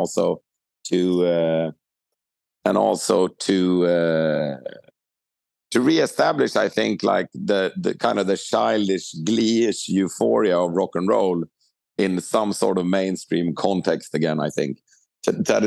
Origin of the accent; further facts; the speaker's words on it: Sweden; growing up in Sweden